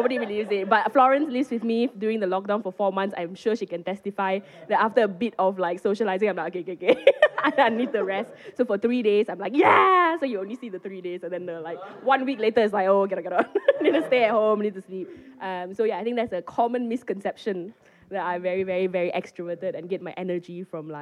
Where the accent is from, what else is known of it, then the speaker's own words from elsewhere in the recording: Penang, Malaysia; moved away as an adult; now in Edinburgh, United Kingdom; I'm from Penang